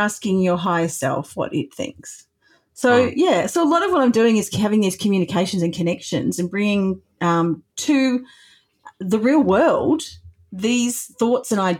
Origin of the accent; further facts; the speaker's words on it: Australia; I am Australian